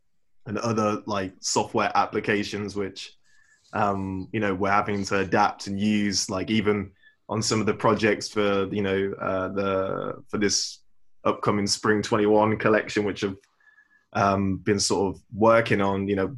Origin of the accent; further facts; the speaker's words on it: England, United Kingdom; like when I was worked at this like streetwear store in Leicester, because I'm from the Midlands